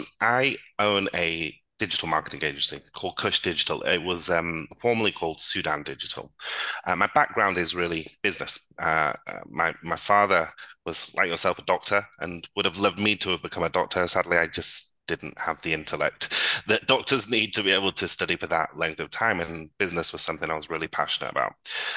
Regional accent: Blackpool, North West England, United Kingdom; accent: northern; now in Dubai, United Arab Emirates; So I was born in Blackpool. I spent most of my life in Blackpool, and before moving to Dubai, I had actually quite a deep northern accent.

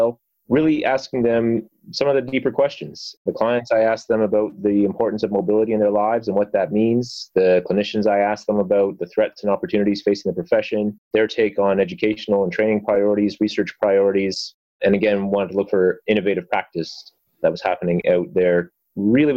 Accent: London, Ontario, Canada; my hometown here in London, Ontario

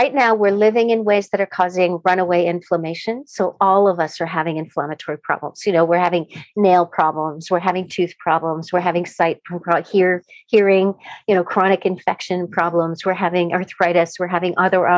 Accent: Canada; I'm a Canadian

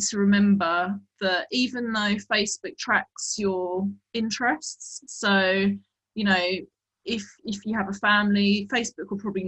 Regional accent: England, United Kingdom

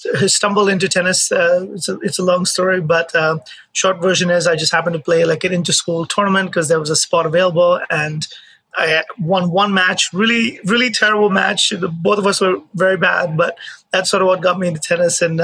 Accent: Mumbai, Maharashtra, India; moved away as an adult; now in United States; I was born in India, in Mumbai, and I played college tennis. I played tennis my childhood

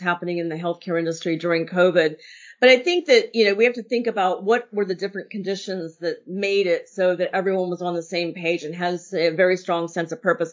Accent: Pennsylvania, United States; moved away; I was raised in Pennsylvania.

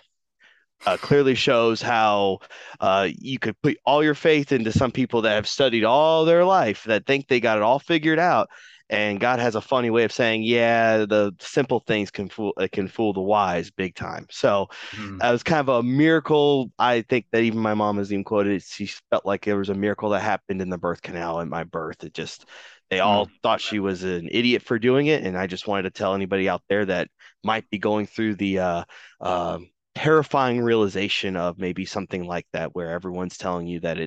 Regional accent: Georgia, United States; born or raised there; also born or lived in Michigan

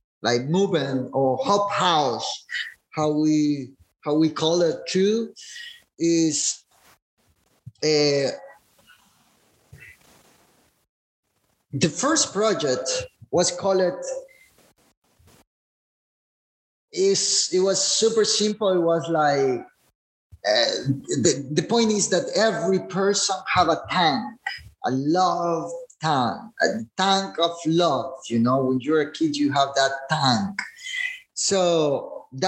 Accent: El Zonte, La Libertad, El Salvador; I remember growing here in Sonte in Christian families

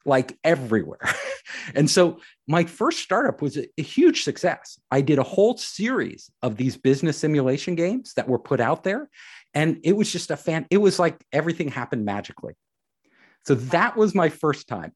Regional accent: San Francisco Bay Area, California, United States; I am from the San Francisco Bay Area

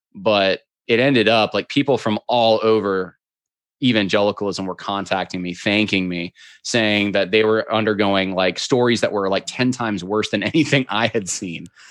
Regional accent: upstate New York, United States; now in Virginia, United States; I grew up in upstate New York

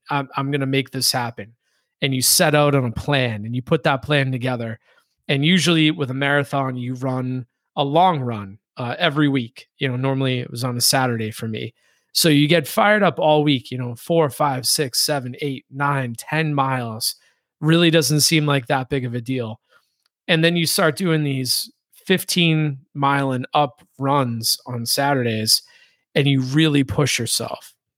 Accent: Boston, Massachusetts, United States; I grew up in the Boston area

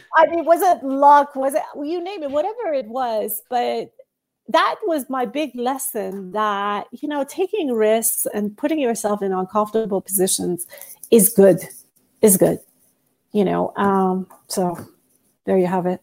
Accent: Iran; moved away as an adult; also born or lived in United States / Singapore; I moved from Iran to the United States when I was eighteen years old

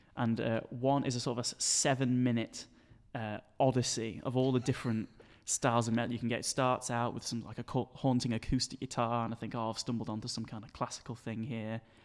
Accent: Sheffield, Yorkshire and the Humber, United Kingdom; moved away as an adult; now in Manchester, United Kingdom; born and raised here in Sheffield, and I'm currently studying in Manchester

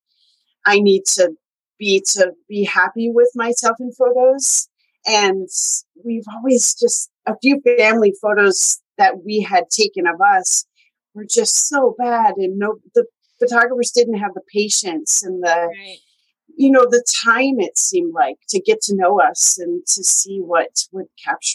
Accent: Michigan, United States; also born or lived in Montana / Mexico; now in Seattle, United States; I am from Michigan originally, and then moved to Montana, and then Mexico for 4 years, and then here in Seattle

